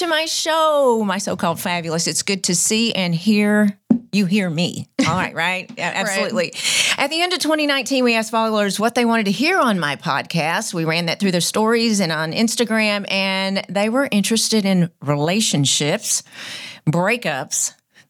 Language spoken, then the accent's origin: English; near Waco, Texas, United States; We went to Waco, was the big city from where we are.